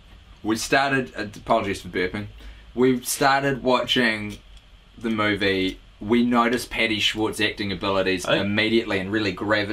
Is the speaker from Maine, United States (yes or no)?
yes; Maine, United States; now in Pittsburgh, United States; Either way, I'm from Maine, and actually, I live in Pittsburgh, Pennsylvania.